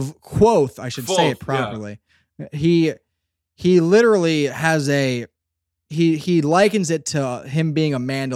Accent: Pennsylvania, United States; I'm from Southeastern Pennsylvania. We're about … here. And we just remember the lines. You come out swinging from a South Philly basement, baby.

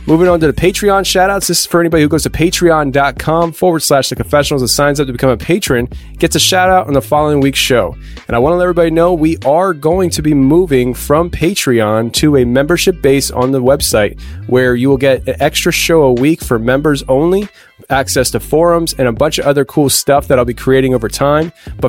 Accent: Pennsylvania, United States; Norm actually is from my home state of Pennsylvania

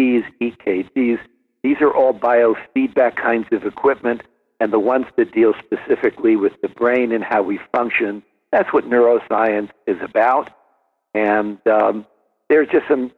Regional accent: New Jersey, United States; also born or lived in Brooklyn, New York; grew up mostly in New Jersey

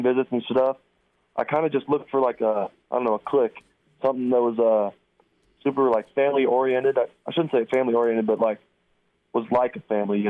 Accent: Mitchell, Nebraska, United States; also born or lived in Scottsbluff, Nebraska; I'm actually originally from Mitchell, which is about the town about 8 miles away from Scotts Bluff

